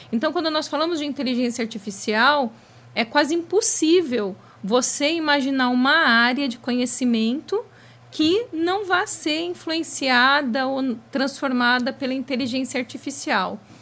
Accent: ABC, São Paulo, Brazil; pois eu sou do ABC, no ABC, naquela época, anos 80, tudo girava em torno das metalúrgicas.

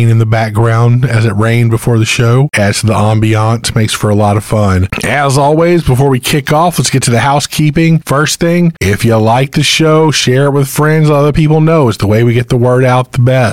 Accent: Crystal Beach, Texas, United States; my hometown in Crystal Beach, Texas

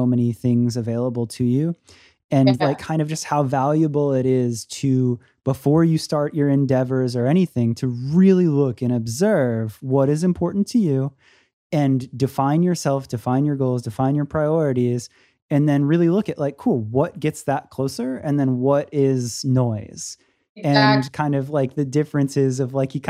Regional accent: Florida, United States; now in Los Angeles, United States; I'm originally from Florida

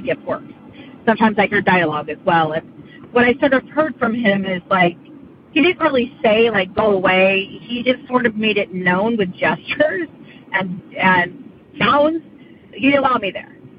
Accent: Central Valley, California, United States; moved away as an adult; now in Sacramento County, United States; we're from the Central Valley

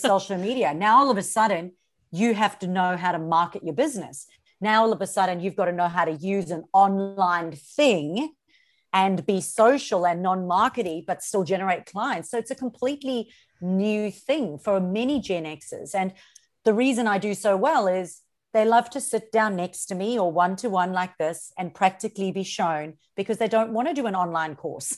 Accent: South Africa; moved away as an adult; now in Australia; So I'm originally from South Africa, born and bred in South Africa.

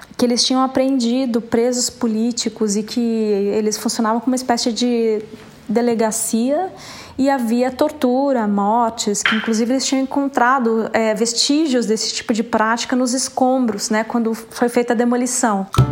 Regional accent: Ribeirão Preto, São Paulo, Brazil; also born or lived in Rio de Janeiro; now in São Paulo, Brazil; Eu sou paulista, nascida em Ribeirão Preto em 71 e atualmente estou em São Paulo.

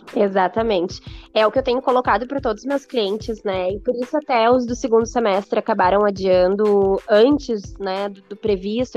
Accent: Porto Alegre, Rio Grande do Sul, Brazil; eu sou de Porto Alegre, nasci criada e sempre vivi em Porto Alegre

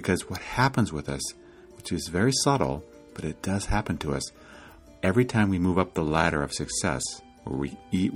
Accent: Iowa, United States; now in California, United States; I grew up in Iowa

